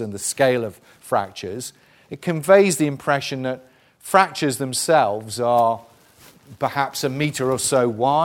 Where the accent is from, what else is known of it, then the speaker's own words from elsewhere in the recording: South Wales, United Kingdom; I'm from South Wales.